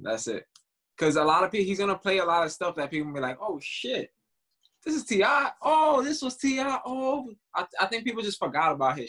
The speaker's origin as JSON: {"language": "English", "region": "New York", "country": "United States", "said": "I'm from New York"}